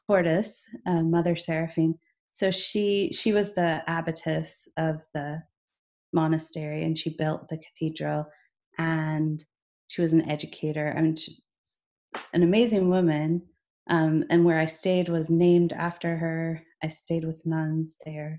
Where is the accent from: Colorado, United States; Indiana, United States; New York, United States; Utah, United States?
Indiana, United States; Southern; moved away as an adult; now in Scotland; I grew up German Catholic in Southern Indiana, but that was in a suburb